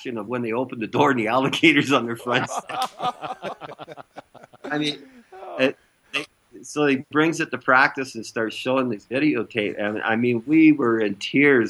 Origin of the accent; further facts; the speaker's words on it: Canada; growing up in Canada